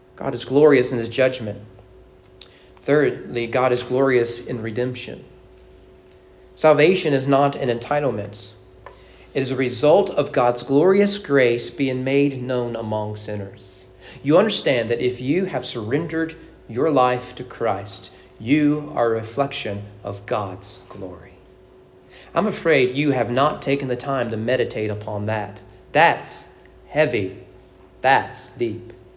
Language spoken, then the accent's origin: English; United States; as an American